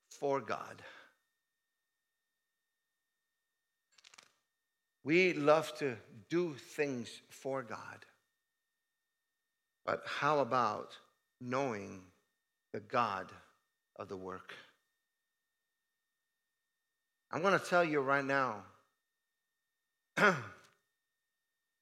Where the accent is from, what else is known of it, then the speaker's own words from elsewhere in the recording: Italy; moved away as an adult; I moved from Italy in 1986, that was a long time ago